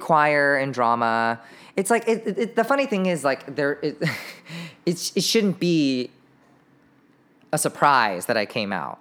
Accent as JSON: {"language": "English", "town": "Irvine", "region": "California", "country": "United States", "tie": "born or raised there", "said": "We grew up in Irvine."}